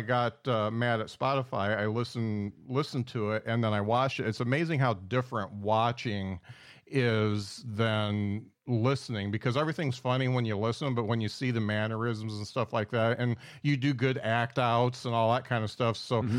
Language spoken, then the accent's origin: English; South Bend, Indiana, United States; I mean, I'm from South Bend, Indiana, so just a hop.